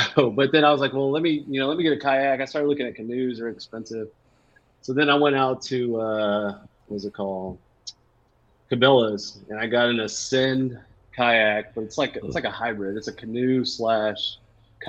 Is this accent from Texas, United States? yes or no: yes; La Porte, Texas, United States; also born or lived in San Antonio / Sugar Land; I grew up in La Porte